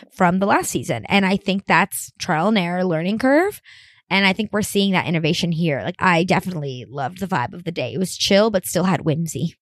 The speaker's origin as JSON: {"language": "English", "town": "Miami", "region": "Florida", "country": "United States", "said": "I'm from Miami"}